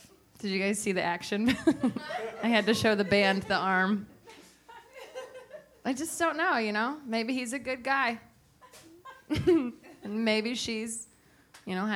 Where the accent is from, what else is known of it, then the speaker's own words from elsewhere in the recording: San Francisco, California, United States; also born or lived in Los Angeles; now in New York, United States; I grew up in San Francisco